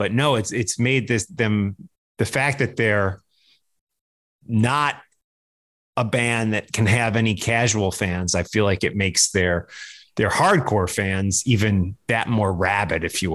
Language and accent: English; Midwest, United States; where I grew up in the Midwest